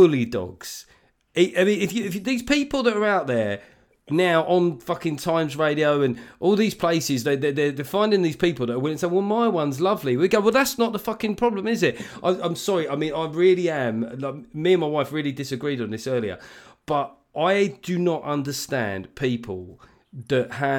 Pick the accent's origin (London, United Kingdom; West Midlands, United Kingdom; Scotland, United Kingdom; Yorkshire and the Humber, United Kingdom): London, United Kingdom; you and I, growing up in South London